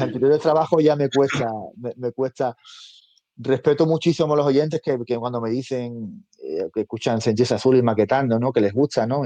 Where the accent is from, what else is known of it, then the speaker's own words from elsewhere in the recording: a village in the province of Seville, Andalusia, Spain; now in Madrid, Spain; Yo soy nacido en Sevilla, de un pueblecito de Sevilla y, vivo hace muchos años en Madrid